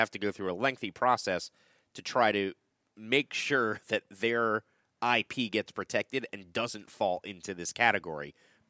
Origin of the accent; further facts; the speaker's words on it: United States; accent: American; they just love my American accent so much that they can't resist it.